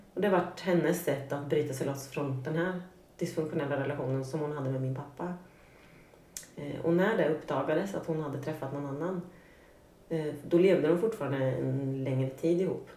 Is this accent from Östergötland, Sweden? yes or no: yes; Norrköping, Östergötland, Sweden; jag kommer från eh, Norrköping, en mm. medelstor svensk stad. Uppvuxen med en eh, mamma och pappa i ett litet radhus